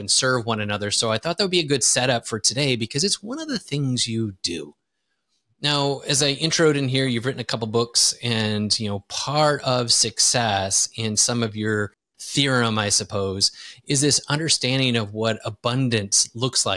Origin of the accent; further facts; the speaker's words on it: Wisconsin, United States; moved away as an adult; now in Lisbon, Portugal; I grew up in Wisconsin